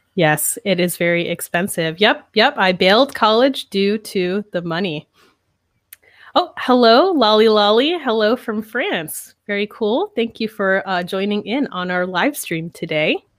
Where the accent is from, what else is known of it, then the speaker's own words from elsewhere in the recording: New York, United States; moved away as an adult; I'm from America, I'm from New York, actually, from a small